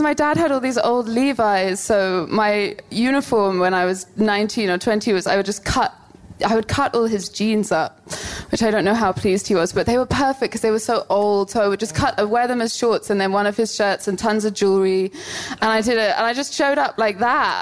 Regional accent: London, United Kingdom; I'm from South London.

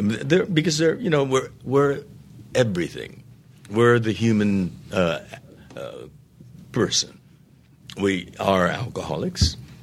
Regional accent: United States; I maintain that I'm Japanese American

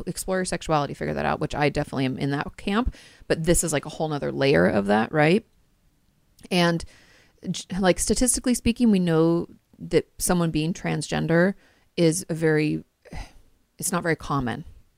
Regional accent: Washington, United States; And I grew up in Washington State. Hello, grunge.

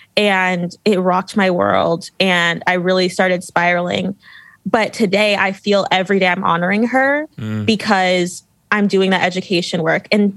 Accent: Pasadena, California, United States; moved away as an adult; also born or lived in Louisiana; I'm from Pasadena, California, like very liberal, very, you know, coastal elite.

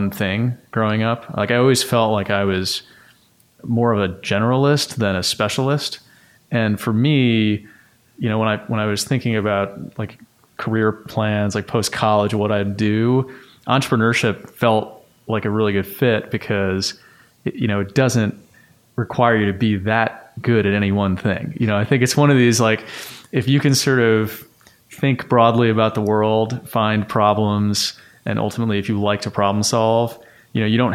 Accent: New York City, New York, United States; I grew up in Bayside, Queens

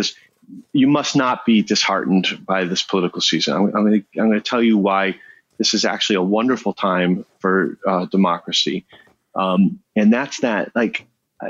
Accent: Chicago, Illinois, United States; I'm born and raised in Chicago

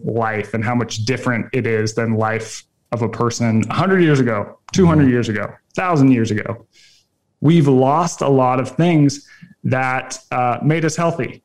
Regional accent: just north of Salt Lake City, Utah, United States; I grew up in Utah, just north of Salt Lake City.

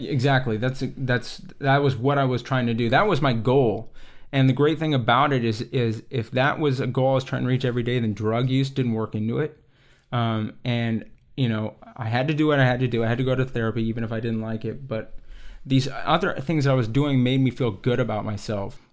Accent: Texas, United States; I grew up in Texas

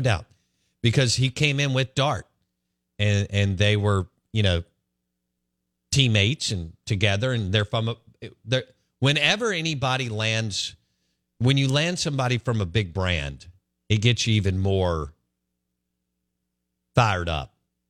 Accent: Jackson, Mississippi, United States; I grew up in Northeast Jackson.

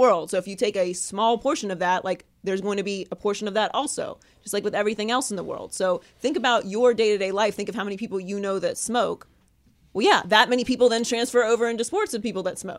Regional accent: Pittsburgh, Pennsylvania, United States; also born or lived in Miami; now in California, United States; I grew up in Pittsburgh

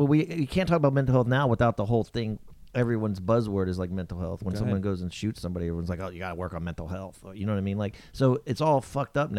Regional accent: Texas, United States; I grew up in Texas.

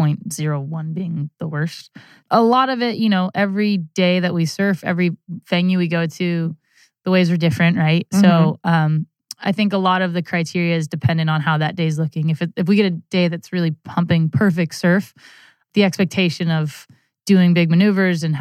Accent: Santa Barbara, California, United States; I grew up in Santa Barbara, California

